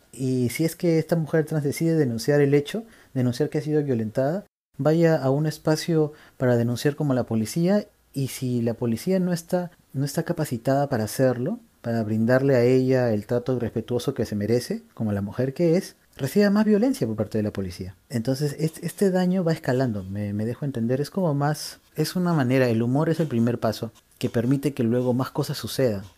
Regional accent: Peru; parte de nuestra cultura como peruanos y peruanas y peruanes es nuestra manera de comunicarse

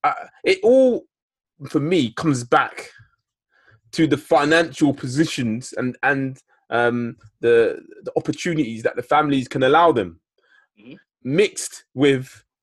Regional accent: London, United Kingdom; I grew up in Northwest London.

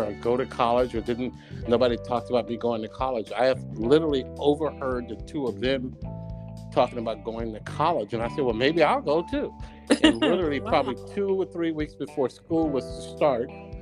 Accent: Texas, United States; moved away as an adult; now in New Jersey, United States; I am from Texas

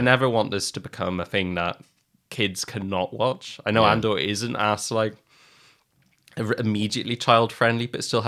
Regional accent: Ireland; I'm Irish. I'm allowed. It's my birthright.

